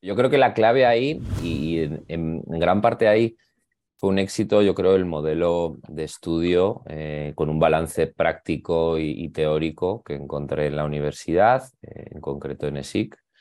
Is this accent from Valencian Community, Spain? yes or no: no; Zaragoza, Aragon, Spain; now in Madrid, Spain; yo soy de Zaragoza, y, pero ahora resido en Madrid